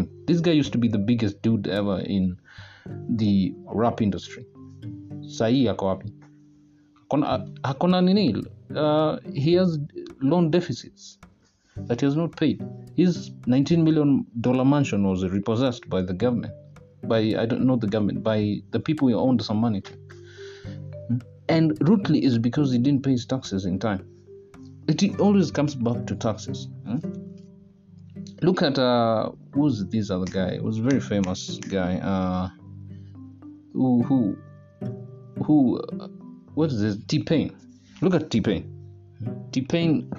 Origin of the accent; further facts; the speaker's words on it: Kenya; I'm a Kenyan citizen by birth